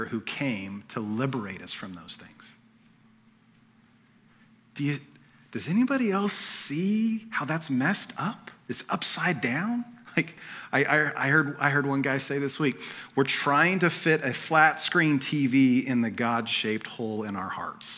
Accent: United States; We're American

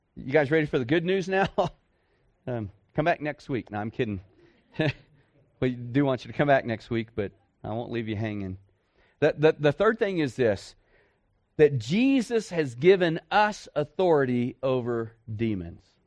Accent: Dallas, Texas, United States; moved away as an adult; I'm a city boy. I grew up in Dallas-Fort Worth

